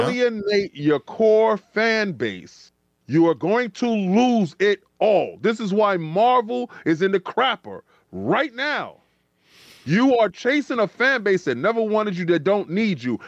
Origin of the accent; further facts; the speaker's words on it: New York City, New York, United States; we come from the Bronx